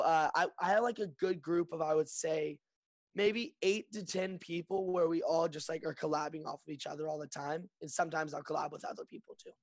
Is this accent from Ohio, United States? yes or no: no; Lexington, Kentucky, United States; moved away as an adult; now in Burbank, United States; I'm born and raised in Lexington, Kentucky, and I just moved to uh, Burbank